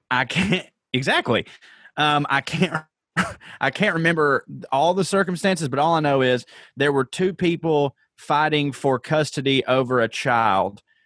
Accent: Georgia, United States; I grew up in Georgia

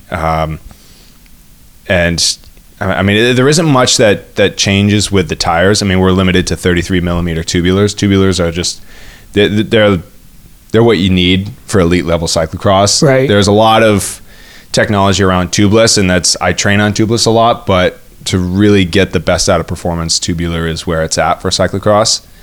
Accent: New England, United States; And that's I mean, growing up in the Northeast, we definitely had uh, a lot of uh, was it you know you don't like the weather in New England, wait five minutes.

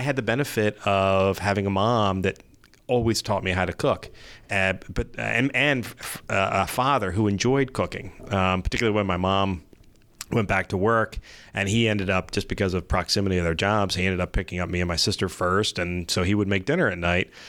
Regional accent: Gloucester County, New Jersey, United States; also born or lived in Elmer, New Jersey; I was born in Elmer, New Jersey, and then quickly moved to Gloucester County

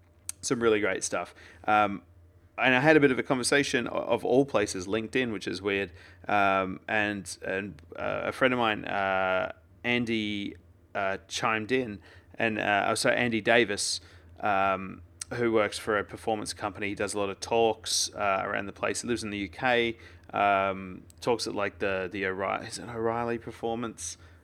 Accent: Australia; I'm Australian, we just leave it with one.

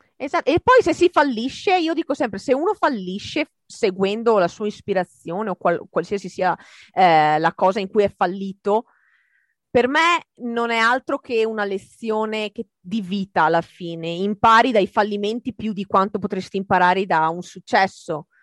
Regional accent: Italy; moved away as an adult; now in United States; dopo la superiori in Italia

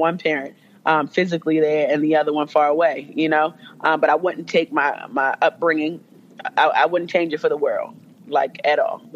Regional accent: Jamaica; as a Jamaican

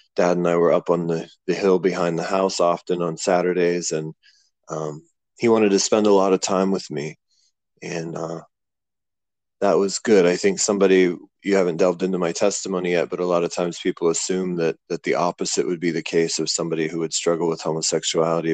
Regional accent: Clearfield, Pennsylvania, United States; moved away as an adult; also born or lived in Pittsburgh, Pennsylvania; now in Cambodia; I grew up in a small town called Clearfield on Interstate 80, about two and a half hours from Pittsburgh

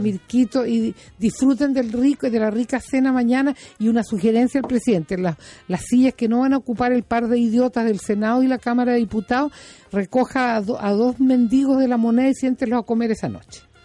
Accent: Chile; aquí en Chile

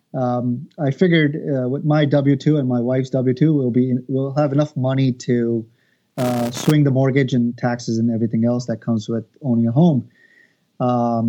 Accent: Long Island, New York, United States; I'm originally from Long Island

